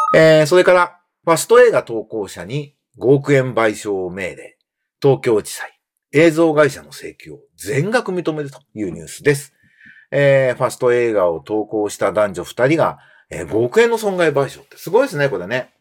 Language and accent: Japanese; Japan; 僕も日本の漫画で育った日本人なんで